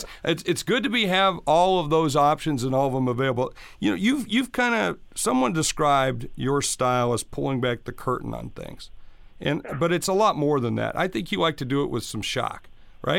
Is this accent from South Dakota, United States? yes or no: yes; South Dakota, United States; I'm from South Dakota